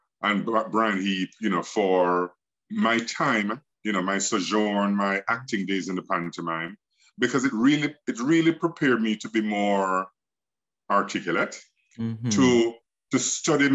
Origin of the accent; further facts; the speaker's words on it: Kingston, Jamaica; growing up in Olympic Gardens and Waterhouse